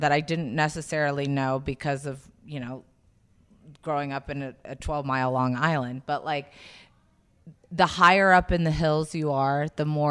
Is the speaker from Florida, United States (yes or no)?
no; South Carolina, United States; moved away; I grew up in South Carolina